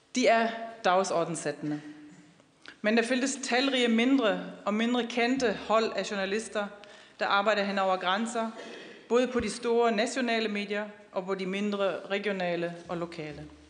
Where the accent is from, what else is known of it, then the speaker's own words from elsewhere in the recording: Wuppertal, North Rhine-Westphalia, Germany; Danish is a second language; moved away; also born or lived in Aarhus; Jeg kommer jo fra Wuppertal og boede dengang i Aarhus